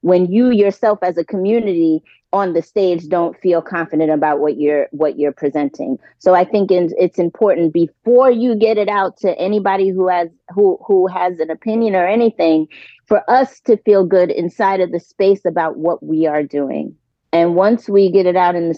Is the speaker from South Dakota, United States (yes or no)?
no; New York City, New York, United States; I'm originally from New York City